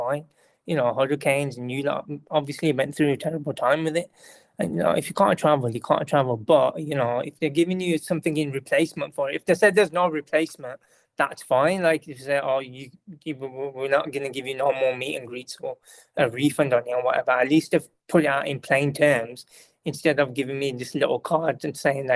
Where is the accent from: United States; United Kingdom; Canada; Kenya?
United Kingdom; I'm a British person, because I come from a different kind of background. I don't really have gravy, like, from the Pakistani background